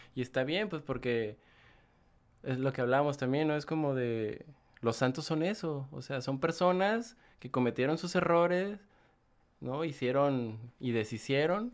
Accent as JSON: {"language": "Spanish", "region": "Guanajuato", "country": "Mexico", "also_born_or_lived": "Salamanca, Guanajuato / León, Guanajuato", "moved": "as an adult", "said": "soy del estado de Guanajuato. Guanajuato. Viví en León mucho tiempo, nací en Salamanca, Guanajuato, pero ya llevo fuera de, León como siete años"}